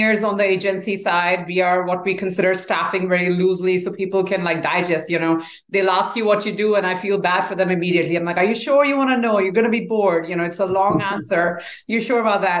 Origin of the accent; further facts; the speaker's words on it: Delhi, India; moved away as an adult; also born or lived in New Jersey, United States / Texas, United States; now in Dallas-Fort Worth, United States; I was born in India, raised in India in the capital, Delhi. Moved to US in 2004.